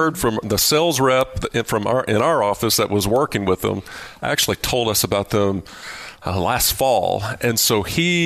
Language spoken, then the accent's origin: English; Lubbock, Texas, United States; moved away as an adult; I was from Lubbock and had the opportunity to move back and work with them